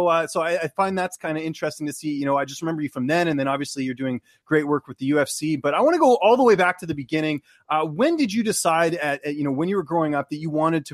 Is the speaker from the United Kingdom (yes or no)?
no; Vancouver, British Columbia, Canada; now in Toronto, Canada; I grew up in Vancouver.